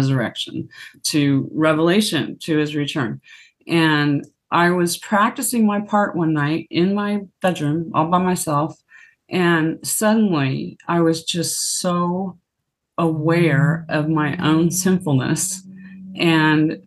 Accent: Hastings, Nebraska, United States; I grew up in a little town in the middle of Nebraska called Hastings.

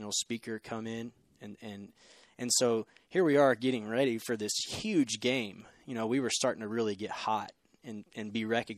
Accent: Huntsville, Texas, United States; accent: Texan twang; moved away as an adult; also born or lived in Colorado; now in Waco, United States; I'm from Texas. You know, so I grew up in Huntsville, not too far from Waco

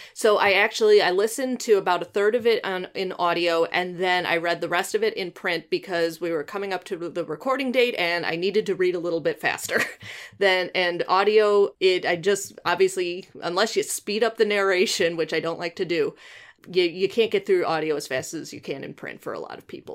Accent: Illinois, United States; I grew up in Illinois, but we were very close to Wisconsin. We're less than an hour from Milwaukee

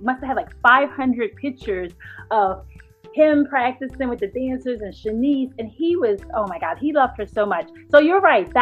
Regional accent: Philadelphia, Pennsylvania, United States; my hometown of Philly

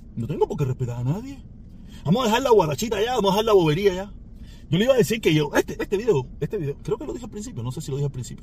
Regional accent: Cuba; moved away; yo vine a conocer todo eso después que me fui de Cuba

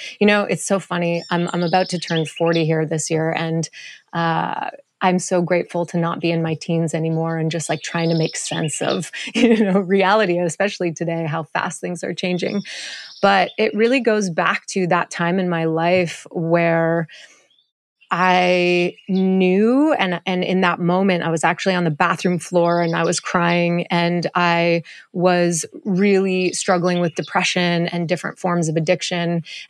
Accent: Montreal, Quebec, Canada; also born or lived in Hawaii; now in Costa Rica; I was born and raised in Montreal

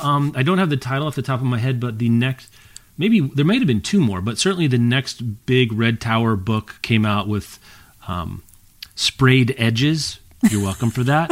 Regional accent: Lawrence, Kansas, United States; my hometown of Lawrence and its county

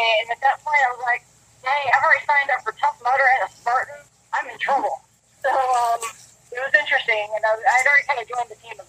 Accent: Alabama, United States; moved away as an adult; So first off, I guess I should say is I am a transplant from Alabama. Moved here about 6 years ago for work at Boeing.

